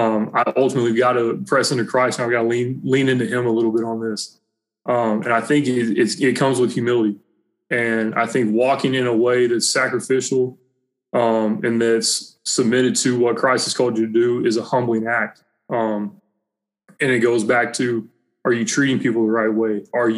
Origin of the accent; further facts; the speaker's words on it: Southern United States, United States; growing up in the Bible Belt, growing up doing that, going to church, it was easy to talk the talk